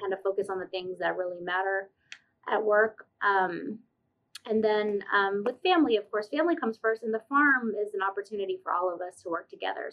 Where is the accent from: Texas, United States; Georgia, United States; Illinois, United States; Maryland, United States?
Georgia, United States; Stone Mountain; I grew up in Stone Mountain, Georgia, like mm-hmm. suburbs of Atlanta